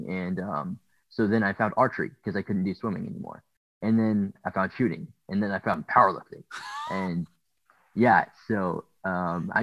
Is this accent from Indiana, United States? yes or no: no; Beggs, Oklahoma, United States; I'm from a small town in Oklahoma called Beggs.